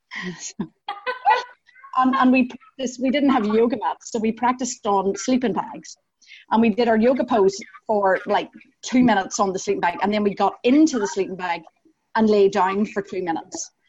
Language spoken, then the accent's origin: English; Northern Ireland, United Kingdom; accent: Northern Irish; also born or lived in Scottish countryside; now in Glasgow, United Kingdom; as you might be able to hear from my accent, I am Northern Irish